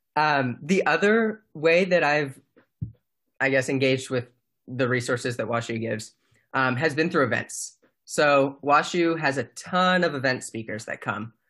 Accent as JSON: {"language": "English", "town": "Mountain View", "region": "California", "country": "United States", "tie": "born or raised there", "moved": "as an adult", "said": "I am from Mountain View, California."}